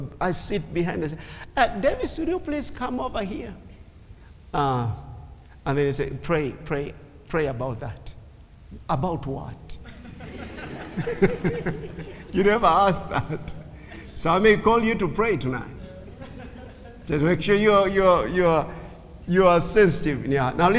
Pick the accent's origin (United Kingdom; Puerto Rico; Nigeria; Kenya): Kenya; English is a second language; A Kenyan Jew